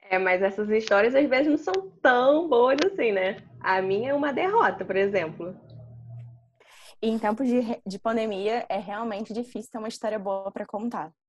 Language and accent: Portuguese; Rio de Janeiro, Brazil; eu tenho 23 anos e eu sempre fui criada na Tijuca, também na zona norte do Rio.